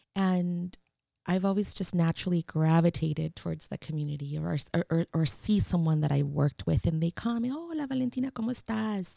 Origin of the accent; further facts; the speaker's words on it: San Francisco, California, United States; I am born and raised in San Francisco, Mission District